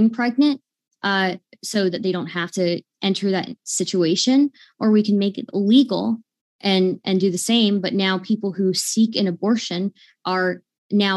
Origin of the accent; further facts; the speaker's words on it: United States; I'm American